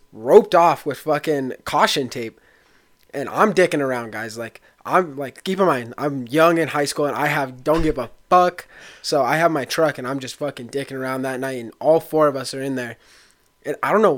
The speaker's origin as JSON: {"language": "English", "town": "La Jara", "region": "Colorado", "country": "United States", "tie": "born or raised there", "said": "we come from La Jara, Colorado. That was where our high school was"}